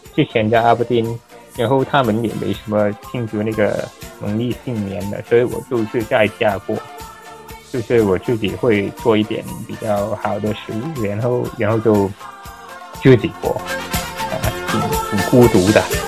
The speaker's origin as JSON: {"language": "Chinese", "country": "Hong Kong", "tie": "born or raised there", "also_born_or_lived": "Aberdeen, Scotland", "moved": "as an adult", "lives_now": "Ireland", "said": "我是来自香港，从香港长大"}